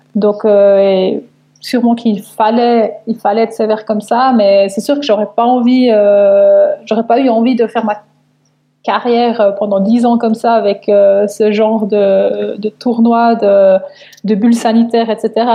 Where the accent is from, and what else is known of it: Switzerland